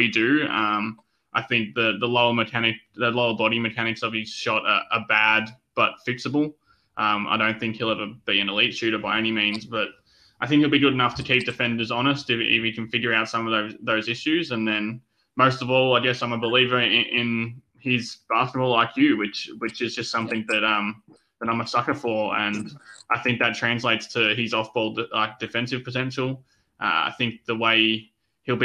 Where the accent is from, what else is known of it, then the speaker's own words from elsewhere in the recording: Melbourne, Victoria, Australia; my home state of Melbourne